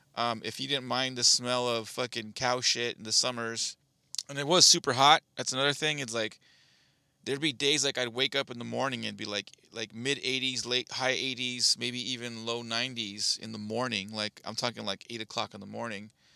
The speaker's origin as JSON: {"language": "English", "region": "Southern California", "country": "United States", "tie": "born or raised there", "also_born_or_lived": "Bakersfield", "said": "I, I've born and raised in Southern California. I've been here my entire life."}